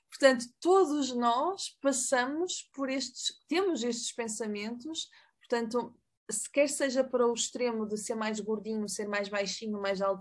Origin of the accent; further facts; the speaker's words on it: Mexico; Portuguese is a second language; Eu queria dizer, interrompendo, e desculpa porque eu sou mexicana.